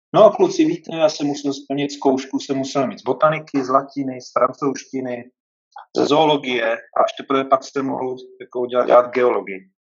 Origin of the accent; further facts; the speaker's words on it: Třebíč, Vysočina Region, Czechia; moved away; Já pocházím z Třebíče, což je městečko na Vysočině, ale správně z Moravy